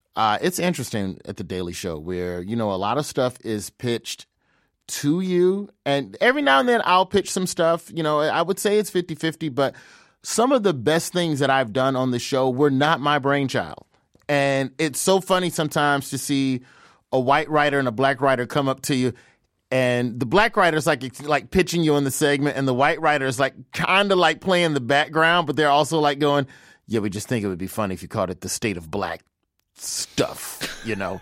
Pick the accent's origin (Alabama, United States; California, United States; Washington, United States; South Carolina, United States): Alabama, United States; Birmingham; moved away as an adult; now in Los Angeles, United States; I'm from Birmingham, Alabama. I live in L A now